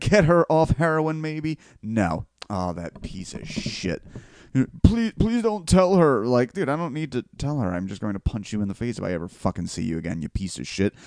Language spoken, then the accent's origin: English; Bellmawr, New Jersey, United States; there's a Southern Philly Belmar, and that is where I am from.